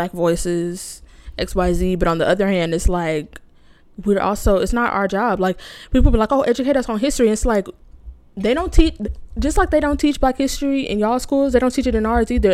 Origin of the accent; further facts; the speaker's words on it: United States; I'm very lucky to have grown up in a community of black people, so I have been in touch with my history as much as you can as a black American